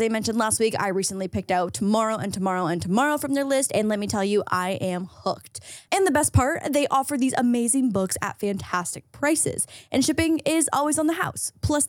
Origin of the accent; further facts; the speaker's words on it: Between Niagara Falls and Toronto, Ontario, Canada; moved away; No, I'm Canadian. Oh, where in Canada? Between Niagara Falls and Toronto.